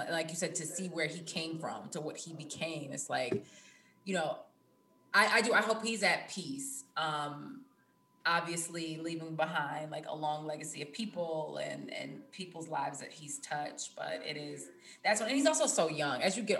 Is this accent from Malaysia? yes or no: no; East Coast, United States; especially like growing up on the East Coast, like I remember looking through the booklet